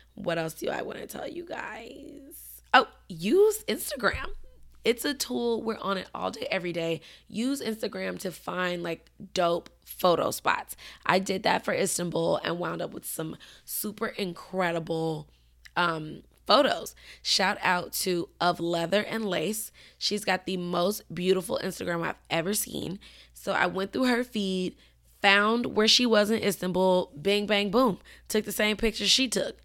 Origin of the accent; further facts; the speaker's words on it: Chicago, Illinois, United States; moved away; Chicago's my hometown.